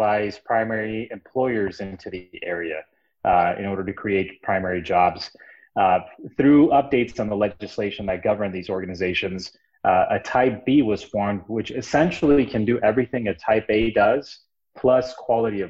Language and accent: English; Brownsville, Texas, United States; also born or lived in Dallas-Fort Worth area, Texas; I came back down to my hometown. This is my hometown, by the way, in Brownsville, Texas.